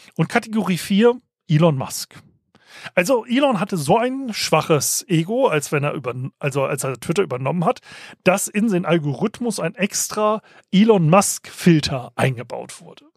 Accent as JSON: {"language": "German", "country": "Germany", "said": "als Deutscher"}